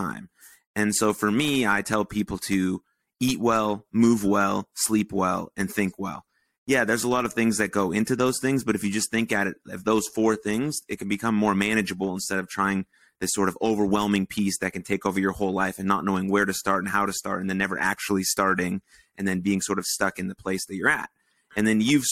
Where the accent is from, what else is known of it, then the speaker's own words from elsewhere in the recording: Michigan, United States; moved away; also born or lived in South Dakota; I grew up in Michigan